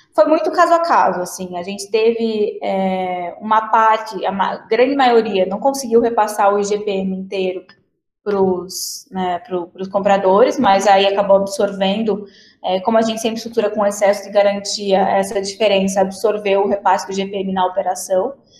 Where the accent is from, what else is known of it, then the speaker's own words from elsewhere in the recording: Paraná, Brazil; sou do Paraná